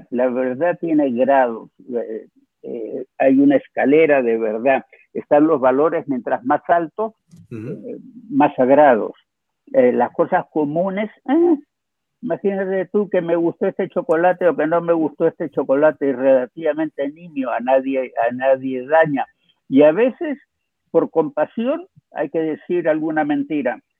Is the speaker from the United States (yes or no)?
yes; United States; Nosotros somos norteamericanos, estadounidenses. Tenemos que empezar a portarnos como estadounidenses de manera global